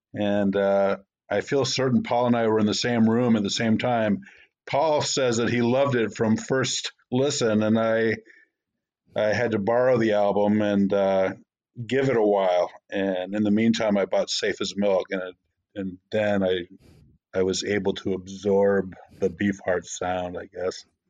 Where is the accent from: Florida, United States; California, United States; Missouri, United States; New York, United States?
Florida, United States; outside of Tampa; where I grew up in Florida, outside of Tampa